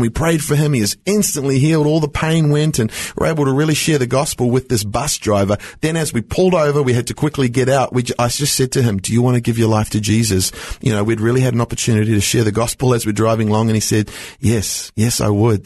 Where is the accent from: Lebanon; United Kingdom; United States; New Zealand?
New Zealand; now in Australia; I grew up in New Zealand